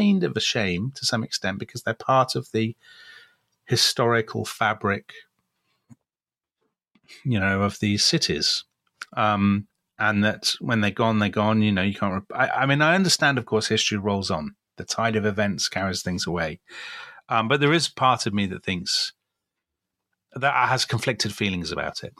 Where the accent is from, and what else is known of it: United Kingdom